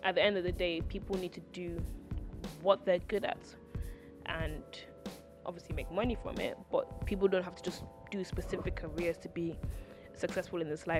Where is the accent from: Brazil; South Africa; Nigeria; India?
Nigeria; also born or lived in United Kingdom; I was born in Britain and, like, I am British, but, like, my roots are, like, my heart is Nigerian. Like, my formative years were Nigerian.